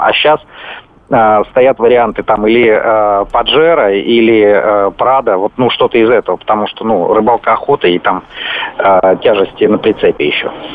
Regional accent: Vladimir, Vladimir Oblast, Russia; я из города Владимир

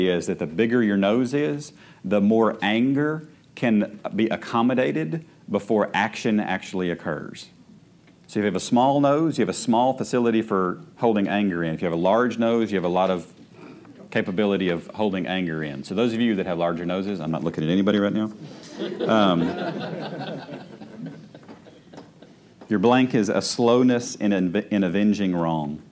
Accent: United States; I am an American

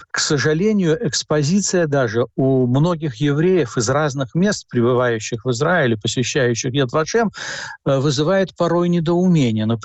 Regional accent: Latvia; Вот я всегда родился я в Латвии, жил в в Латвии, учился там и так далее.

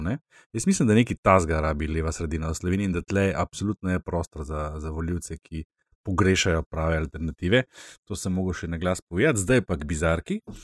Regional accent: Slovenia; Slovenci smo se v polpretekli zgodovini večkrat izkazali kot ljubitelji uh, sodelovanja

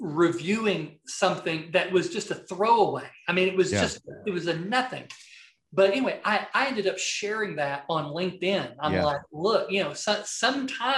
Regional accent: the South, United States; accent: Southern; my Southern accent

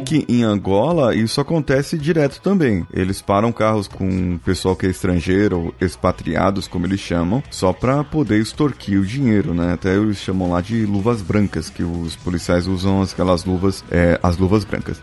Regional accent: Brazil; a gente é brasileiro

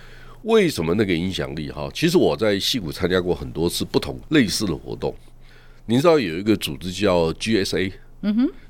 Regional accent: Taiwan; 我们台湾是不错，仅次于矽谷，

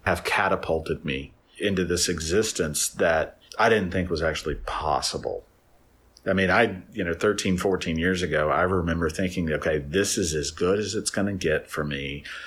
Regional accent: Nashville, Tennessee, United States; there were a handful of us from Nashville

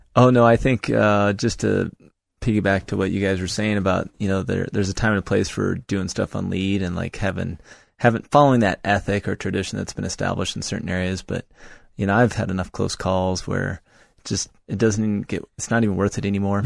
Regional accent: Monticello, Iowa, United States; moved away as an adult; also born or lived in Loveland, Colorado; now in Colorado, United States; I spent seven months in Monticello, Iowa, uh, my hometown, living with my parents before I moved to Colorado

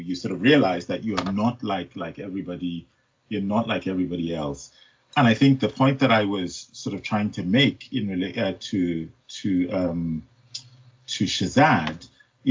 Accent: Nigeria; moved away as an adult; now in United Kingdom; I was born in Nigeria. I was raised in Nigeria. I did my first degree in Nigeria, but I've had all of my working life in the UK.

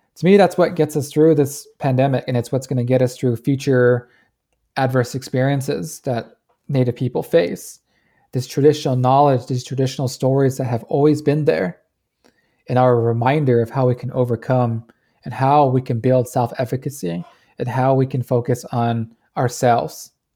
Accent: Navajo Nation, United States; moved away as an adult; I am joining you from the Navajo Nation

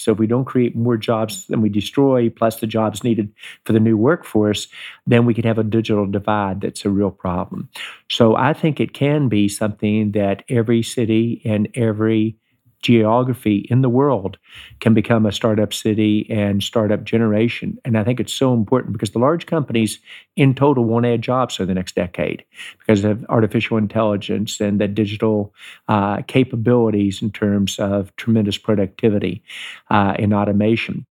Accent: Charleston, West Virginia, United States; moved away; growing up in West Virginia, tremendous honor, very proud of my home state.

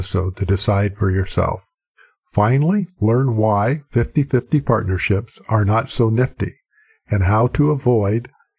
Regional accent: Midwest, United States; I come from the Midwest, and where ranching is a big thing, and in the Dakotas, Montana area, a lot of the people I grew up with were ranchers

